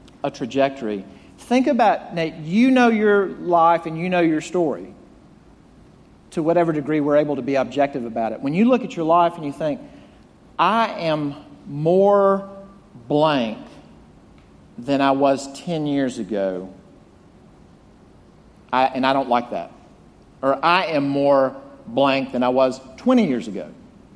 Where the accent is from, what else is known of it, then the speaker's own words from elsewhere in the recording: Jackson, Mississippi, United States; moved away; growing up in my hometown of Jackson, Mississippi